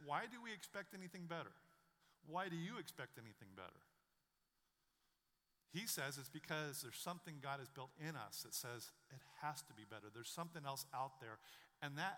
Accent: Western Oregon, United States; I grew up in Western Oregon.

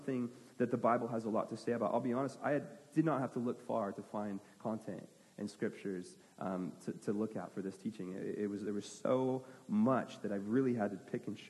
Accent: United States; I'm an American

